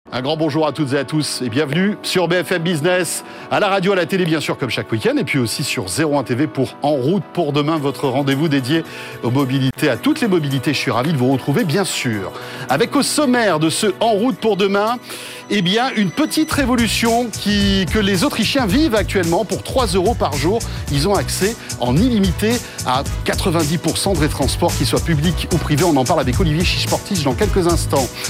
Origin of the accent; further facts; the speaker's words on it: France; chez nous en France